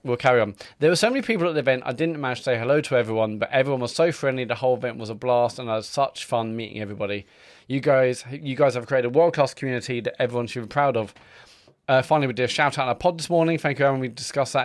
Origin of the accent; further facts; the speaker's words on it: Stratford-upon-Avon, West Midlands, United Kingdom; my hometown of Stratford upon Avon